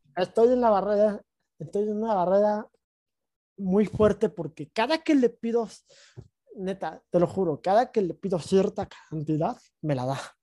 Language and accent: Spanish; Mexico; me regreso a, México, a mi ciudad natal